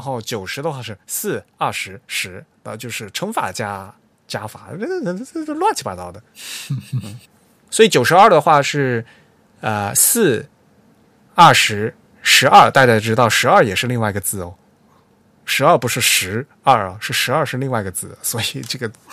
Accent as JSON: {"language": "Chinese", "country": "China", "said": "我们中国人"}